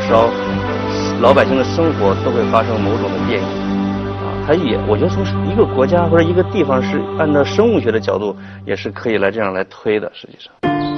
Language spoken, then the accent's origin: Chinese; China; 我们中国人